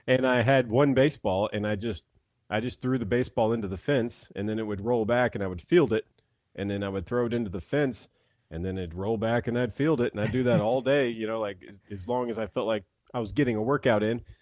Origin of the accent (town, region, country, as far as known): Mississippi, United States; now in Nashville, United States